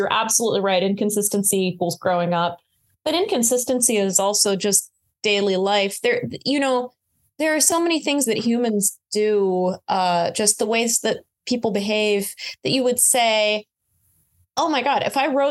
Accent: Florida, United States; also born or lived in Connecticut / France; now in New York, United States; I grew up in Florida

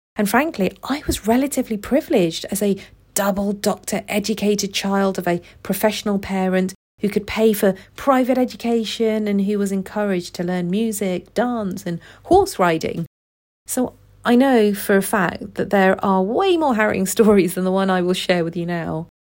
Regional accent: United Kingdom; I was born and raised in the U K

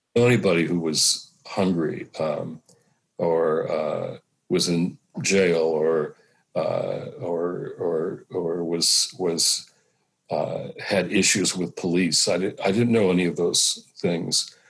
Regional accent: Detroit, Michigan, United States; I was a kid growing up in Detroit

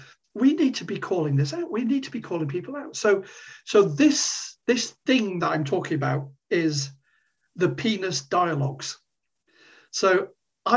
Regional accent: Corby, East Midlands, United Kingdom; moved away; my hometown, my old hometown of Corby

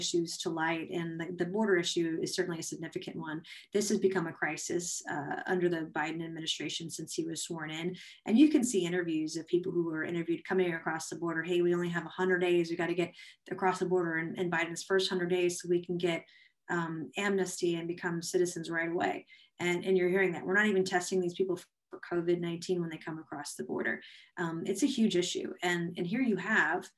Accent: South Carolina, United States; South Carolina, my home state

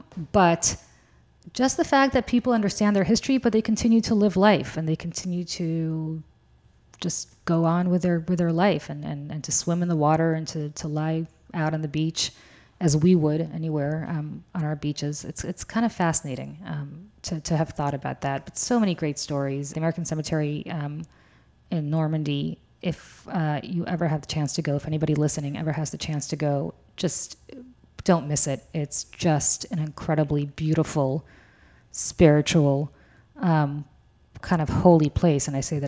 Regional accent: Russia; now in United States; And I'm from Russia, and everything under 70, I'm still cold, which goes to show what a horrible Russian I am.

